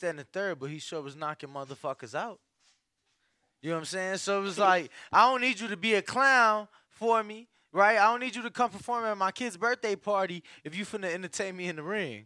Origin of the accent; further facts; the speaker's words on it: Chicago, Illinois, United States; I'm from Chicago